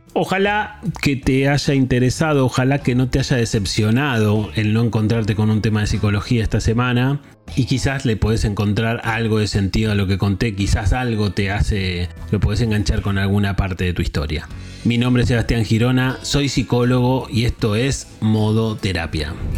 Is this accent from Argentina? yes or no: yes; Argentina; moved away as an adult; now in Barcelona, Spain; si me conoces de la radio de Argentina, sabes que estuve en distintos programas